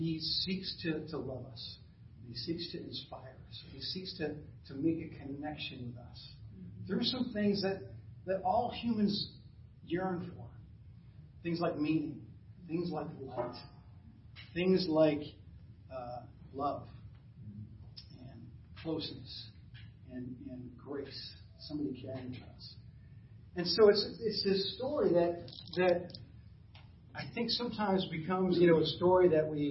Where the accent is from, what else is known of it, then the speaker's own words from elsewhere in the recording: New Jersey, United States; now in Burlington, United States; I grew up in North Jersey.